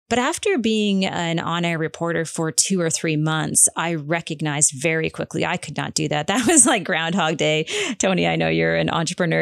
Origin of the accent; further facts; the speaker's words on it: Prince Edward Island, Canada; growing up on Prince Edward Island